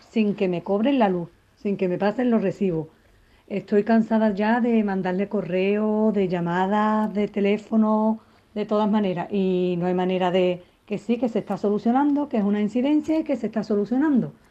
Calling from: Seville, Andalusia, Spain; Hola, buenos días … de Sevilla.

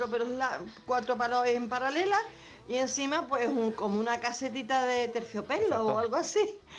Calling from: Jerez de la Frontera, Andalusia, Spain; Hola, buenas tardes, cafelito y besos. … de Jerez.

